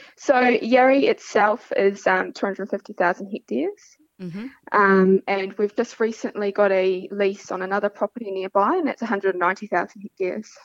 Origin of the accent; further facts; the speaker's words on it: Central Otago, New Zealand; moved away as an adult; also born or lived in Western Australia; now in Pilbara, Australia; I am from Central Otago in New Zealand